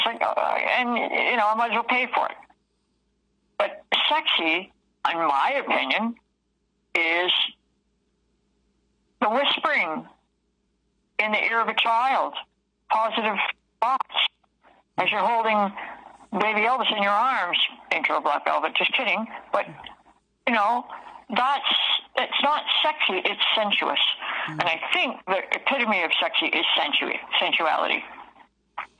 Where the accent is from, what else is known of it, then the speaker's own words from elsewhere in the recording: Toronto, Ontario, Canada; I was raised in Toronto as a city girl